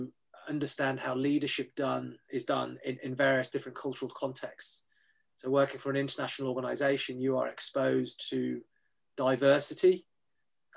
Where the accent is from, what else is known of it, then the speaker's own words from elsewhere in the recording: United Kingdom; I describe myself as a British-born Chinese, so grew up in the UK but ethnically Chinese